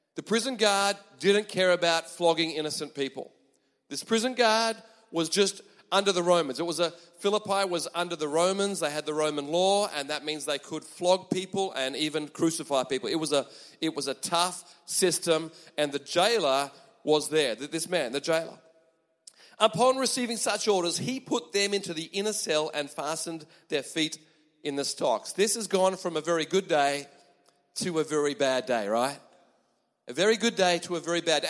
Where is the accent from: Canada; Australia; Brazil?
Australia; moved away as an adult; now in Japan; I am from Australia